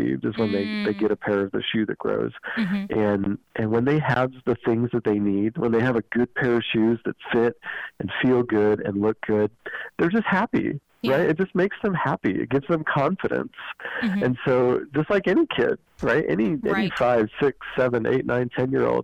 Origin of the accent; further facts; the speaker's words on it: Idaho, United States; I grew up here in Idaho.